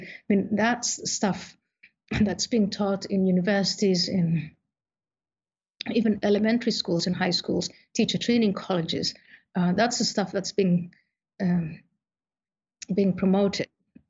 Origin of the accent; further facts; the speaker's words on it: Somalia; born there; also born or lived in Saudi Arabia / Ethiopia / Kenya / Netherlands; So I was born in Somalia, I was in Saudi Arabia, I was in Ethiopia, I was in Kenya before I came to the Netherlands